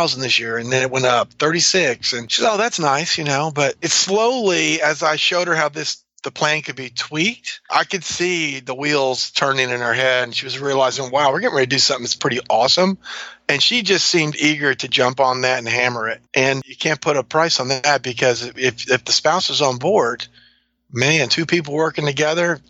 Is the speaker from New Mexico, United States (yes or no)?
no; New Orleans, Louisiana, United States; moved away; also born or lived in North Georgia / LaGrange, Georgia / Saudi Arabia; I grew up in New Orleans, so we like to eat.